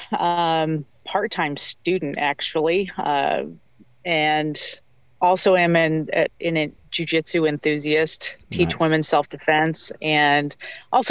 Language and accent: English; outside of St. Louis, Missouri, United States; I'm from the Midwest, outside of St. Louis